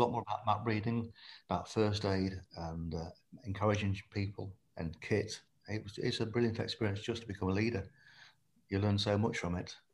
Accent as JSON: {"language": "English", "area": "Lincolnshire", "region": "East Midlands", "country": "United Kingdom", "tie": "born or raised there", "moved": "as an adult", "said": "I was born in Lincolnshire, spent my first 18 years there"}